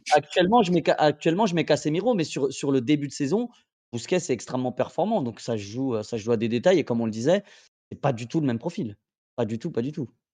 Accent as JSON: {"language": "French", "country": "Spain", "said": "Je suis espagnol"}